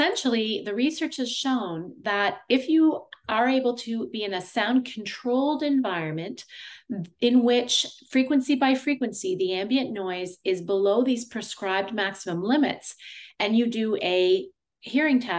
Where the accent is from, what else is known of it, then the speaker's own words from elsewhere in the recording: Canada; also born or lived in Ottawa, Ontario; I am a Canadian audiologist who's been practicing for 23 years